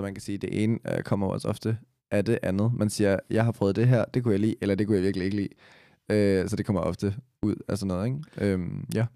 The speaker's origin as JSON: {"language": "Danish", "town": "Copenhagen", "region": "Capital Region of Denmark", "country": "Denmark"}